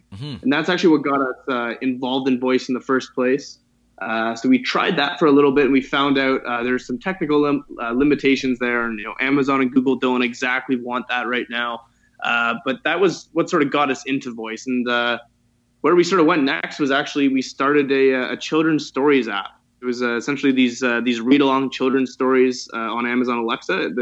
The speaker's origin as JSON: {"language": "English", "town": "Toronto", "region": "Ontario", "country": "Canada", "tie": "born or raised there", "said": "I was born and raised in Toronto"}